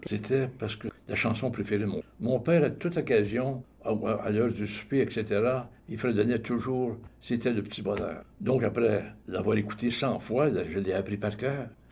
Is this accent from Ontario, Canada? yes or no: no; Montreal, Quebec, Canada; now in Toronto, Canada; Je suis né dans la magnifique ville de Montréal où est-ce que j'ai vécu jusqu'en 1969 où là, je me suis égaré à Toronto pour une période de 30 ans et pour la suite retourné dans ma ville natale